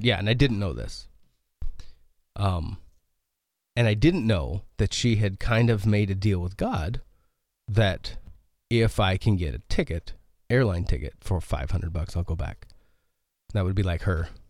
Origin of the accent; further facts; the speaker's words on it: Tenmile, Oregon, United States; I grew up in the small town called Ten Mile called Ten Mile, Oregon